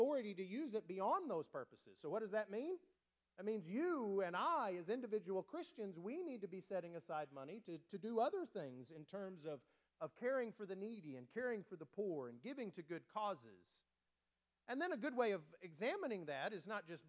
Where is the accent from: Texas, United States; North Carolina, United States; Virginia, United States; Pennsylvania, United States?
Texas, United States; West; moved away; I grew up out in West Texas, very dry.